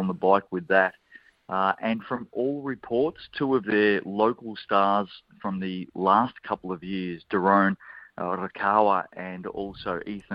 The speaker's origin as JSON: {"language": "English", "country": "Australia", "moved": "yes", "lives_now": "New Zealand", "said": "Here I am as an Aussie"}